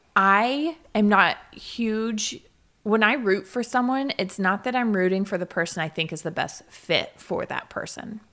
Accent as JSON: {"language": "English", "region": "the South", "country": "United States", "said": "I'm from the South"}